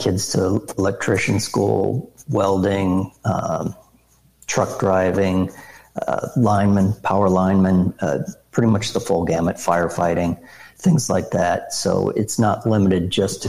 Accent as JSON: {"language": "English", "region": "South Dakota", "country": "United States", "tie": "born or raised there", "said": "my home state, South Dakota"}